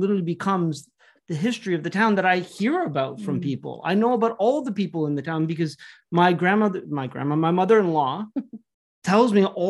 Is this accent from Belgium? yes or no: no; Toronto, Ontario, Canada; moved away as an adult; now in Jeju, South Korea; when I grew up in Toronto, Toronto's history wasn't mine.